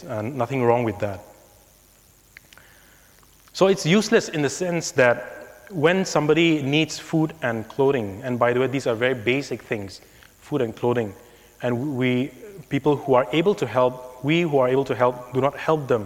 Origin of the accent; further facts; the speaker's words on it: India; growing up in India